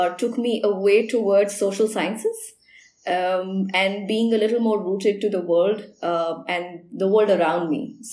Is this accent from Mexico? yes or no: no; India; being an Indian